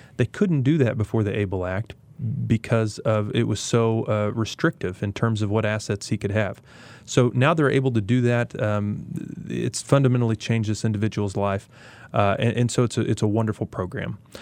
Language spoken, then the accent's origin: English; Galena, Kansas, United States; taught there in Galena and became the mayor of my hometown